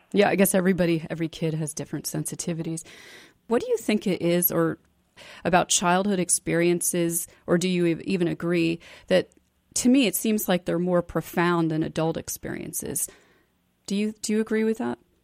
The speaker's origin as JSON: {"language": "English", "town": "New York City", "region": "New York", "country": "United States", "tie": "born or raised there", "also_born_or_lived": "Boston", "moved": "as an adult", "said": "that was a very different experience for me growing up in New York City"}